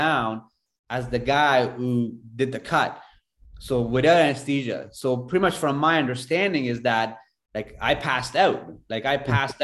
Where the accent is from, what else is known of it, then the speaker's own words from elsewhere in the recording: Afghanistan; moved away; I grew up in Afghanistan